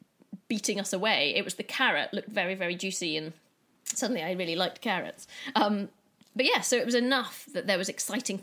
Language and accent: English; Scotland, United Kingdom; my parents are English and I was born in Scotland and brought up there.